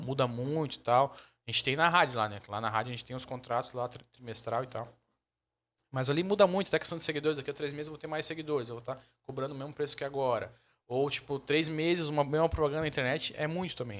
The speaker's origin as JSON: {"language": "Portuguese", "town": "Joinville", "region": "Santa Catarina", "country": "Brazil", "said": "Mas eu sou de Joinville mesmo, da Zona Sul"}